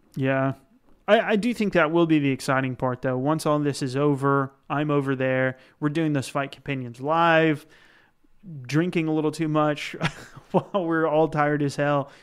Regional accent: United States; I'm still an American

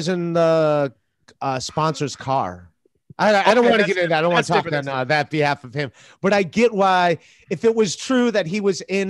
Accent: Cleveland, Ohio, United States; I'm from Cleveland.

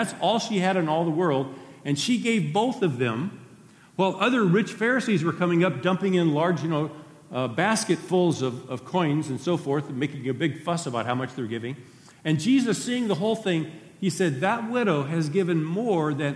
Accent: Dos Palos, California, United States; the church that I grew up in Dos Palos, when I was in my teenage years

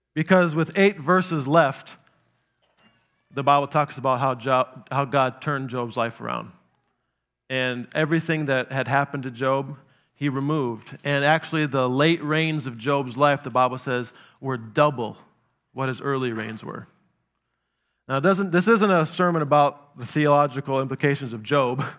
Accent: South Dakota, United States; I grew up in South Dakota

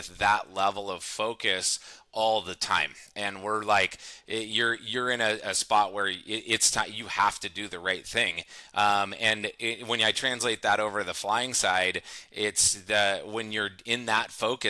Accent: San Luis Obispo, California, United States; also born or lived in Fresno, California; Central Coast of California, San Luis Obispo area. I pretty much grew up here. My folks moved up here when I was one

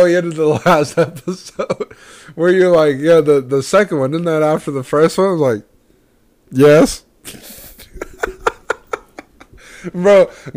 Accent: Houston, Texas, United States; growing up in Houston

